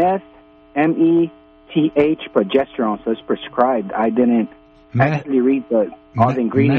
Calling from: Los Angeles, California, United States; Yeah, I'm from Los Angeles.

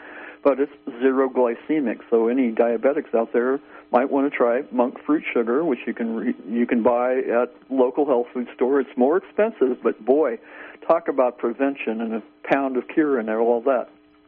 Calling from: Garberville, California, United States; I'm calling from Garberville, California, in southern Humboldt County.

